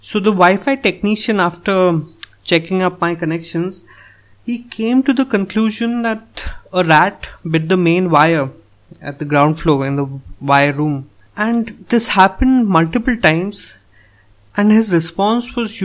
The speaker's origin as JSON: {"language": "English", "country": "India", "said": "as an Indian"}